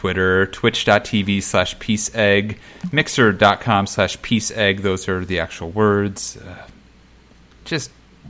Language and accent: English; Detroit, Michigan, United States; I'm from Metro Detroit area.